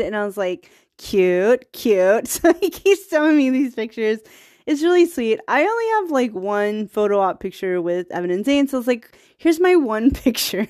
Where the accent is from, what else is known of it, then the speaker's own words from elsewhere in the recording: Virginia, United States; now in Bay Area, United States; I'm from Virginia.